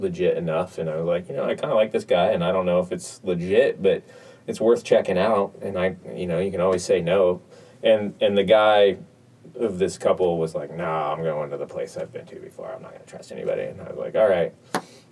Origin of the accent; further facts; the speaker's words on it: United States; I'm an American